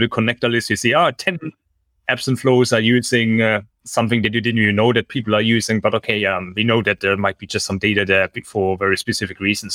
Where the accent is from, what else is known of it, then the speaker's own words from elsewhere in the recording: Germany; moved away as an adult; now in Singapore; I'm originally from Germany and I studied in Germany